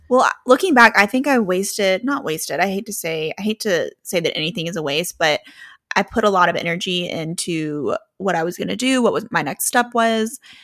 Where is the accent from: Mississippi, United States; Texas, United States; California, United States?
Mississippi, United States; Oxford; We are home for Thanksgiving